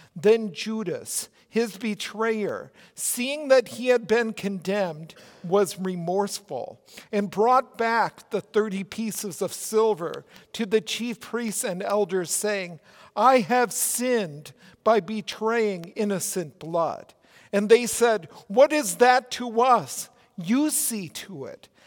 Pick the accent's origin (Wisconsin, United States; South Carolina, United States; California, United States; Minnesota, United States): Minnesota, United States; accent: Minnesota; also born or lived in Oregon; my Minnesota accent